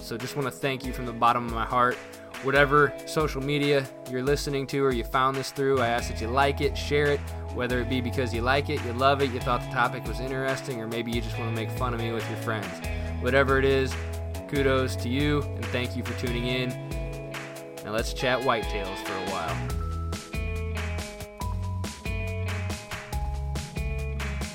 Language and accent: English; Indiana, United States; I'm from Indiana